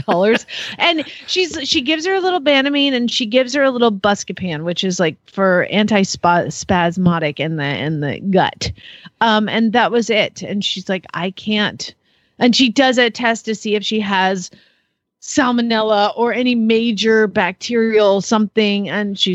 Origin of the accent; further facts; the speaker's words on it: Atlanta, Georgia, United States; moved away as an adult; also born or lived in Phoenix, Arizona; now in Arizona, United States; I am from Atlanta